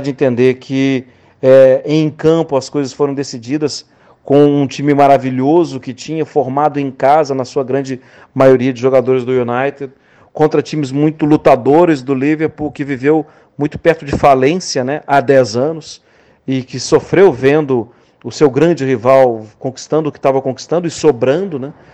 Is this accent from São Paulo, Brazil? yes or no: no; Minas Gerais, Brazil; eu como mineiro